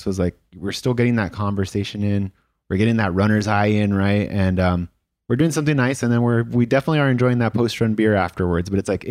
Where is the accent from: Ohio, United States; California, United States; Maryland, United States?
California, United States; Los Angeles; the one guy in the club of the captains that's born and raised LA. I'm very prideful of that. Woo-hoo. I'm the kid from East LA.